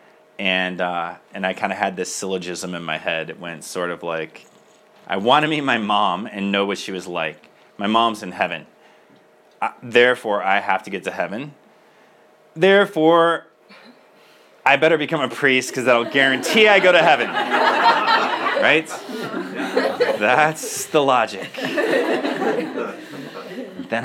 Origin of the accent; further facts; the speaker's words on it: Michigan, United States; moved away as an adult; I am from Michigan originally.